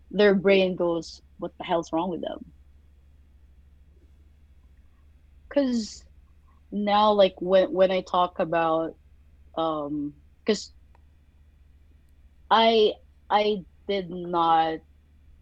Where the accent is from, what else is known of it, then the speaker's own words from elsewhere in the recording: Philippines; moved away; growing up in the Philippines